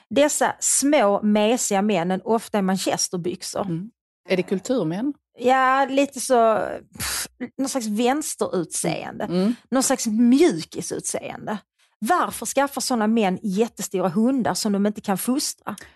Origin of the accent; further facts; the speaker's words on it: Skåne, Sweden; accent: Scanian; Jag pratar skånska.